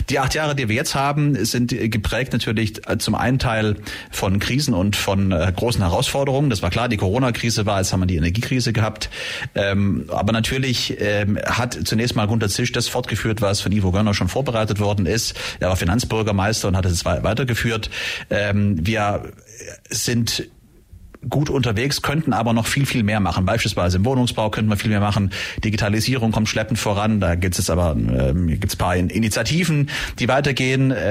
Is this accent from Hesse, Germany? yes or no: no; Ulm, Baden-Württemberg, Germany; Naja, es ist natürlich meine Heimatstadt. Ich bin natürlich hier verwurzelt und verwoben, bin hier aufgewachsen und bin hier beruflich tätig, bin in Vereinen äh, unterwegs.